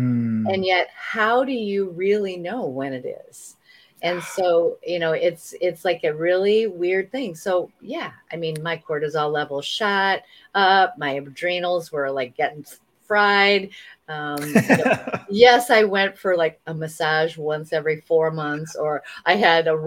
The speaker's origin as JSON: {"language": "English", "region": "Iowa border of Illinois", "country": "United States", "tie": "born or raised there", "also_born_or_lived": "Hong Kong / Chicago", "moved": "yes", "said": "I grew up on the Iowa border of Illinois."}